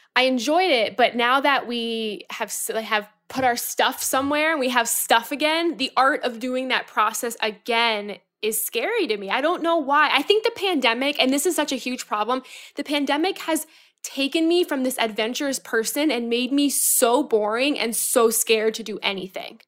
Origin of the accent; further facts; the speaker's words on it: Florida, United States; now in New York, United States; I'm from Florida.